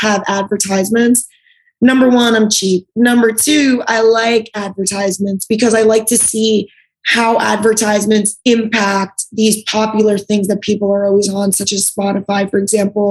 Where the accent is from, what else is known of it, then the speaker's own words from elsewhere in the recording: New Jersey, United States; I'm from Jersey